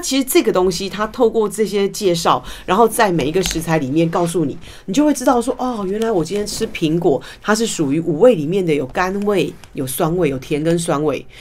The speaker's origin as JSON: {"language": "Chinese", "country": "Taiwan", "said": "我们其实台湾人喜欢吃海苔"}